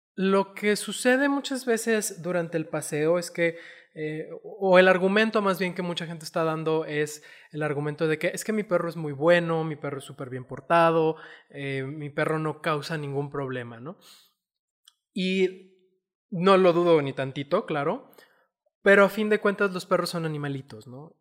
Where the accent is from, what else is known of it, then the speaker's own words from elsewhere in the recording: Chihuahua, Mexico; now in Zapopan, Mexico; yo vengo de Chihuahua